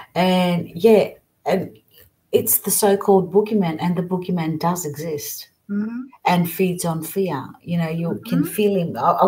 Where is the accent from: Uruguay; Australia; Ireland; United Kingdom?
Australia; also born or lived in Greece; Well, I was born in Australia, and I left Australia when I was about 8, then came to Greece, stayed here 12, and then went back to Australia.